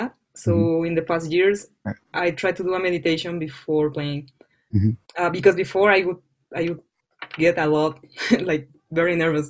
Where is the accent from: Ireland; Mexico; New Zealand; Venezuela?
Mexico; English is a second language; moved away; also born or lived in Florida; I was from Mexico